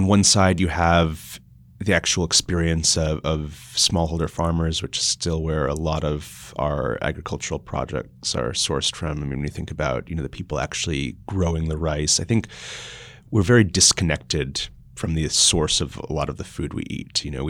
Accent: Austria; born there; Well, I was born in Austria, and so I would spend a lot of time there in the summers.

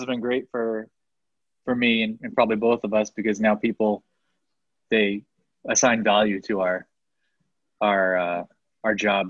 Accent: Maine, United States; because we are from Maine.

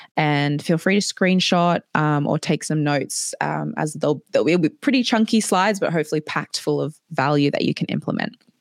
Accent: Australia; moved away as an adult; now in Edinburgh, United Kingdom; I grew up in Australia.

